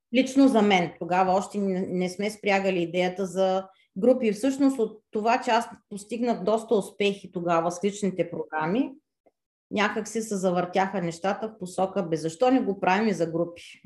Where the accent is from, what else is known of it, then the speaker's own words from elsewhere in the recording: Varna, Varna Province, Bulgaria; moved away as an adult; now in France; от Варна съм, от гръцката махала